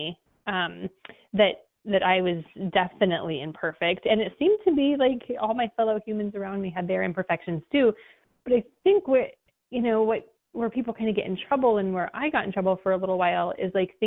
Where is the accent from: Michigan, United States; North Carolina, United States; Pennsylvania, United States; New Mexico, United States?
New Mexico, United States; now in Maui, United States; I grew up in New Mexico, and I grew up in a really small little town